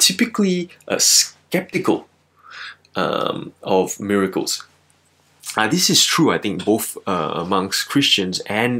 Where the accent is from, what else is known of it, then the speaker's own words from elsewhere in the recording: Malaysia; now in Melbourne, Australia; I'm originally from Malaysia, and I've lived here in Melbourne since the year 2007.